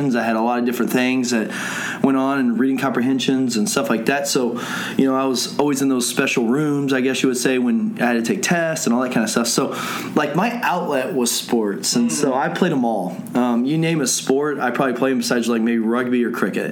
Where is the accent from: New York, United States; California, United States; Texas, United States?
Texas, United States; Lewisville; I was born and raised in Louisville and went through LISD all the way through.